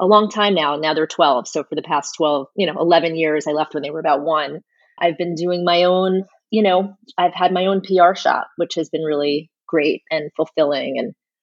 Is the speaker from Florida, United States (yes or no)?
yes; North Miami Beach, Florida, United States; moved away as an adult; also born or lived in New York City; I grew up in North Miami Beach.